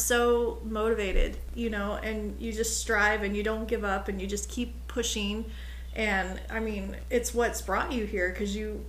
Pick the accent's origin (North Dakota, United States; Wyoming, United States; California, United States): California, United States; Humboldt; I've been here all my life. So, I mean, I'm from Humboldt